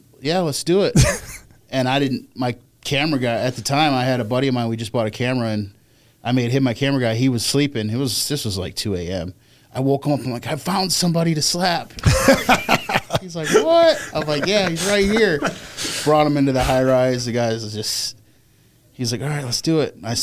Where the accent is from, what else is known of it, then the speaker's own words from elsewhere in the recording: Lansing, Michigan, United States; moved away; From Lansing, Michigan